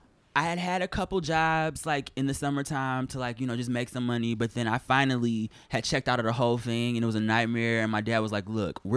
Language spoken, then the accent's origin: English; Detroit, Michigan, United States; Detroit, Michigan.